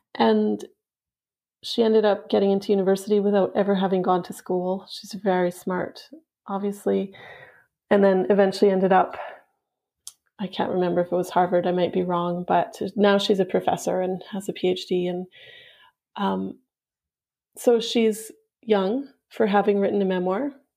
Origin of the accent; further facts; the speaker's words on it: Yukon, Canada; the house where my mom grew up, which is also where I grew up in the Yukon.